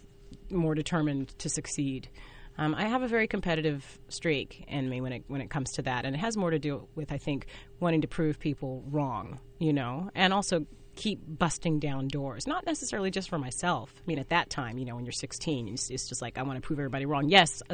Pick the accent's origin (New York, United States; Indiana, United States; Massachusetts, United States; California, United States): California, United States; Fresno; I worked at a dinner theater growing up in Fresno, California